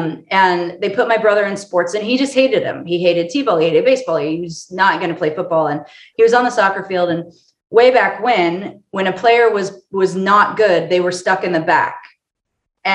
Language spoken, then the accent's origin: English; Orange County, California, United States; moved away as an adult; also born or lived in Colorado; I'm from Orange County, California